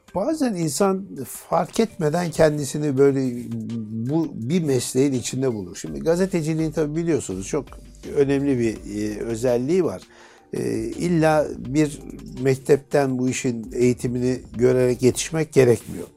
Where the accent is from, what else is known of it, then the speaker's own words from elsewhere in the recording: Istanbul, Turkey; Beşiktaş'ta doğdum, büyüdüm